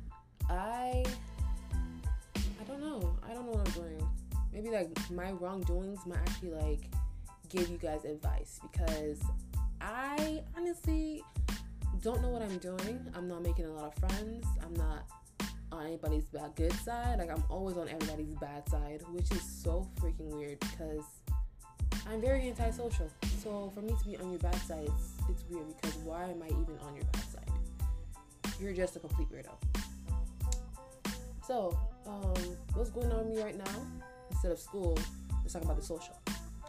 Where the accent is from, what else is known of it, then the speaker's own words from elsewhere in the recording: United States; also born or lived in Nigeria; I'm Nigerian. So basically, I'm Nigerian American. I came here when I was like very young. I was like 2 years old. I was a baby. And I was raised here for the rest of my life after